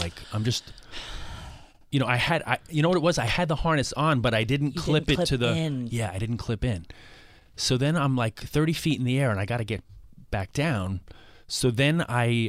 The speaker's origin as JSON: {"language": "English", "town": "New York City", "region": "New York", "country": "United States", "tie": "born or raised there", "said": "I grew up in Queens"}